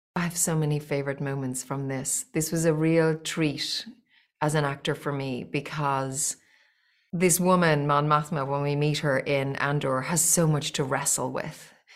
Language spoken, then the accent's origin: English; Ireland; I grew up in Little Old Ireland